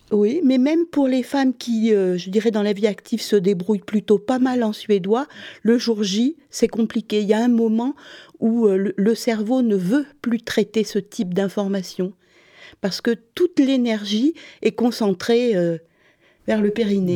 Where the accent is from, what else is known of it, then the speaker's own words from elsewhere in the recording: Montpellier, Occitania, France; moved away as an adult; also born or lived in Sweden; now in Stockholm, Sweden; je viens du sud, de Montpellier